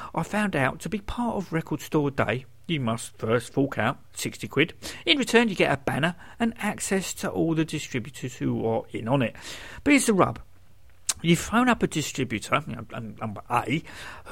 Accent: United Kingdom; I'm British

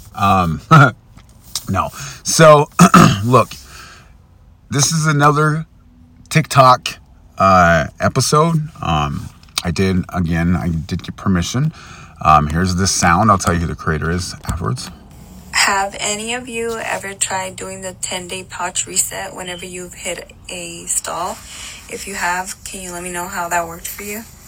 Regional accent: United States; I'm an American

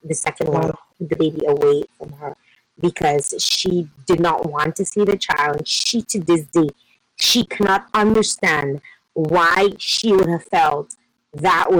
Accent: Dominica; moved away; I'm from Dominica

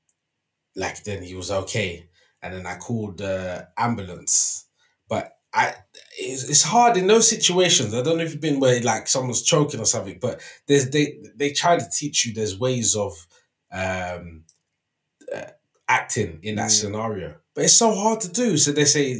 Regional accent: London, United Kingdom; I'm from West London. I've grown up walking past Hammersmith Apollo from a young child to a teen.

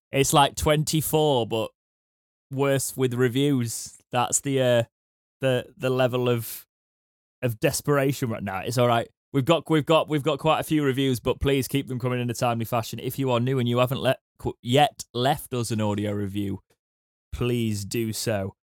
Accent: United Kingdom; we're British.

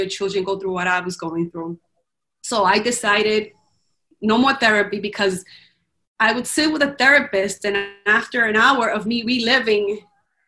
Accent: Dominican Republic; now in United States; I grew up in the Dominican Republic

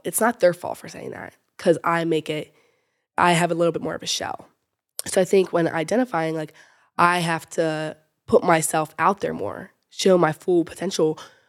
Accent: Fallston, Maryland, United States; I'm from Fallston, Maryland, and I'm a freshman at the University of Alabama.

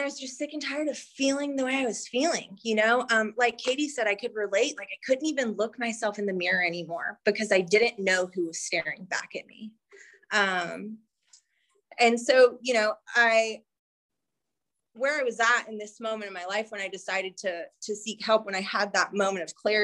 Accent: North Carolina, United States; moved away; I'm from North Carolina

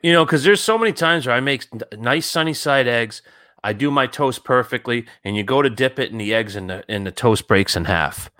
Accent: Warwick, Rhode Island, United States; I grew up in Warwickview

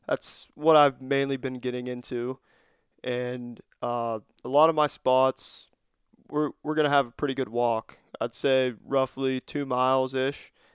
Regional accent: Cambria County, Pennsylvania, United States; I'm from Cambria County here in P A.

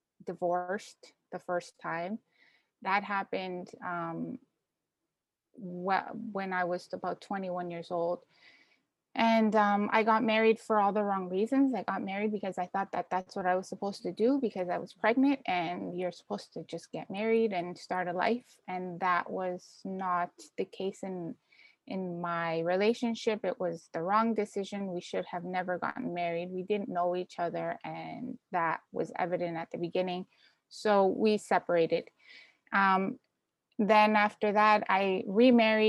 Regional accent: Canada; also born or lived in Ecuador / New Orleans; I was born in Ecuador, came to Canada when I was young, and then we had gone back when I was 13

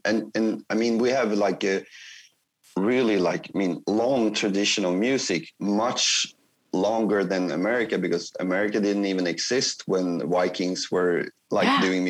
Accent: Kristinehamn, Värmland, Sweden; my hometown, Kristinehamn, is that it's like Stockholm is like big. It's like 1,500,000 people, like 1.5 million or something. But my town is like 20,000. It's like really small.

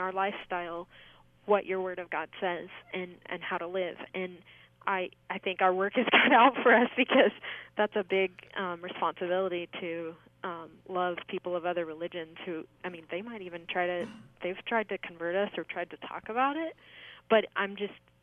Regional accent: Orange County, California, United States; now in Glendale, United States; I was raised in Orange County

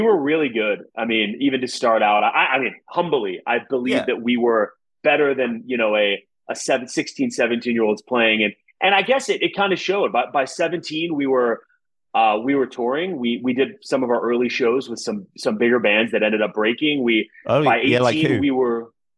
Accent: Pittsburgh, Pennsylvania, United States; We're from Pittsburgh

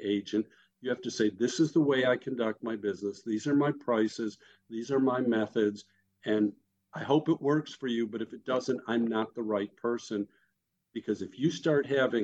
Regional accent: Chicago, Illinois, United States; moved away; I came from Chicago and I grew up on sausage, mushroom, and onion

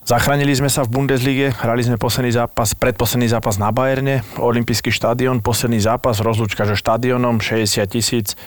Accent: Slovakia; moved away as an adult; also born or lived in Nuremberg, Germany; som Slovák, dneska to viem

